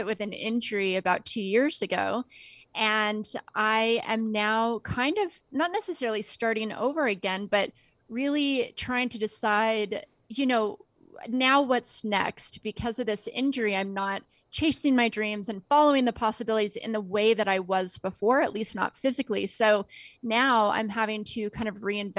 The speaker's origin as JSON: {"language": "English", "town": "Las Vegas", "region": "Nevada", "country": "United States", "tie": "born or raised there", "said": "grew up in Las Vegas."}